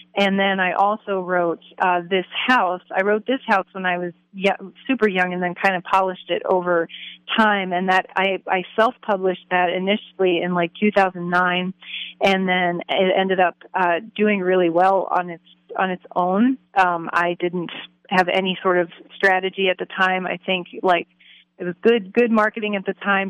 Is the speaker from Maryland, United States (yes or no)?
yes; Baltimore County, Maryland, United States; close to where I grew up in in Maryland